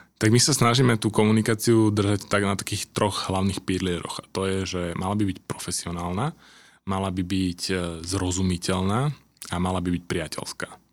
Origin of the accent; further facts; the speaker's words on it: Senec, Bratislava Region, Slovakia; ja keď som zo Senca